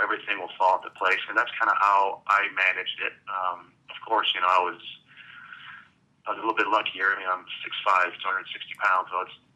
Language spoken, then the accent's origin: English; Canada; moved away as an adult; also born or lived in Berkeley / Dallas; I grew up in Canada, so the main sport there is hockey.